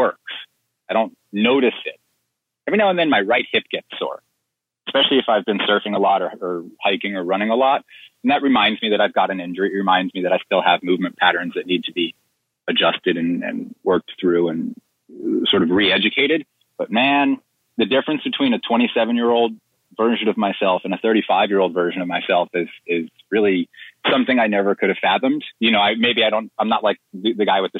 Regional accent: Plantation, Florida, United States; I grew up in Plantation. I lived there my whole life until I went to college

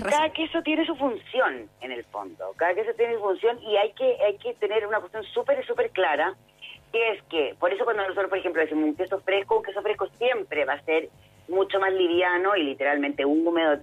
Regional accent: Chile; como chileno

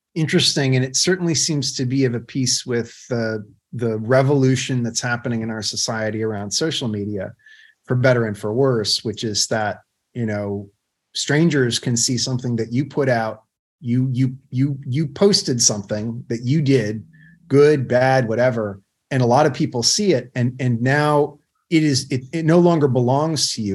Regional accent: United States; as a patriotic American

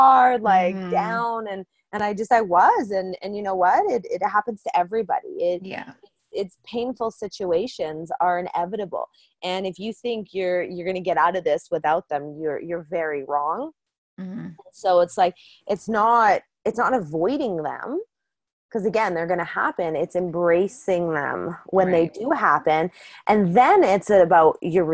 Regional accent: Calgary, Alberta, Canada; I grew up in Calgary, Alberta.

